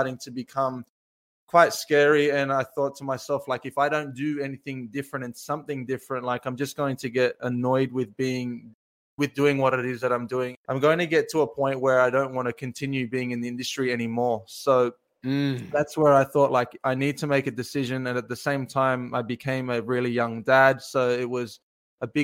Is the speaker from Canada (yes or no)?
no; Australia; I am from Australia